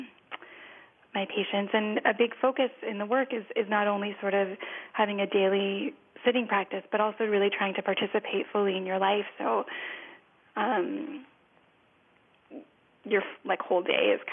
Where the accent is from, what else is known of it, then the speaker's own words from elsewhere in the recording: Los Angeles, California, United States; I'm from Los Angeles